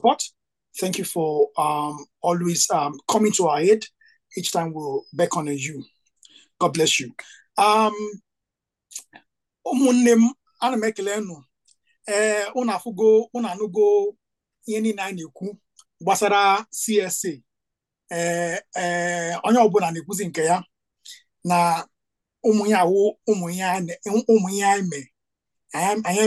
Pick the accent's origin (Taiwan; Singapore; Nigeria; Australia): Nigeria; first language Igbo; English is a second language; I'm not a Yoruba man. I'm an Igbo